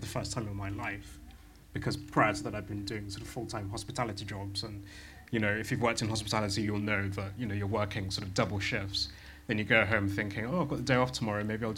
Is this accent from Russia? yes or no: no; West Midlands, United Kingdom; I'm from the West Midlands, I'm from a Jamaican background